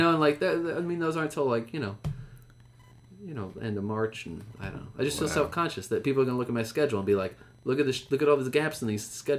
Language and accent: English; Bethlehem, Pennsylvania, United States; My hometown.